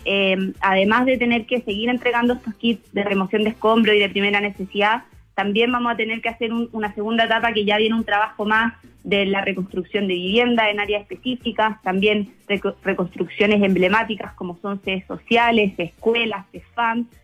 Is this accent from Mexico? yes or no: no; Chile; acá en Chile sacamos lo mejor de, nosotros como chilenos